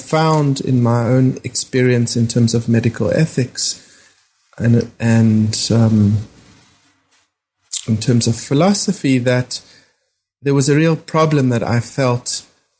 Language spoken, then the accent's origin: English; South Africa; moved away as an adult; growing up in South Africa and being trained as a doctor in South Africa